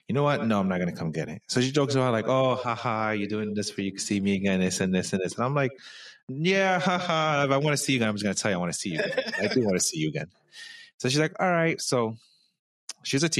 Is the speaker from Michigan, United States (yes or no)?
no; New York, United States; I'm a New Yorker